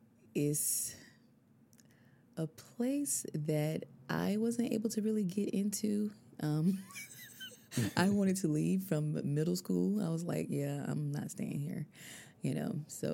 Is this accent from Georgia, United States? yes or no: yes; Albany, Georgia, United States; moved away as an adult; I'm from Albany, Georgia. I was born and raised there. And then I traveled a bit up and down the East Coast.